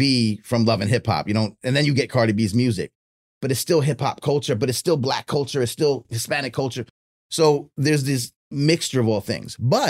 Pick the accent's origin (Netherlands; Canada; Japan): Japan; Tokyo; I'm born here and my family lives in Japan. We live in Tokyo for whatever reason. And as a baby, I grew up in Japan. And for 20 years, I'm in Japan.